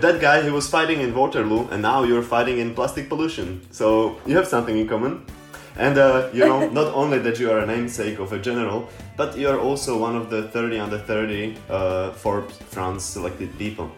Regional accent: Slovakia; I'm from Slovakia.

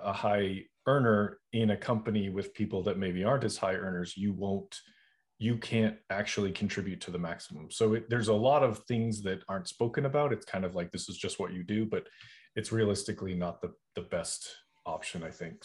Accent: Boston, Massachusetts, United States; moved away; also born or lived in Charleston, South Carolina; I'm originally from Boston

